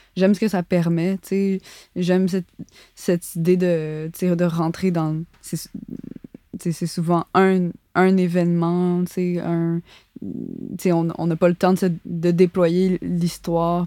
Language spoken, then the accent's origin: French; Montreal, Quebec, Canada; j'ai grandi à Montréal, j'ai pas grandi euh, en, ah, banlieue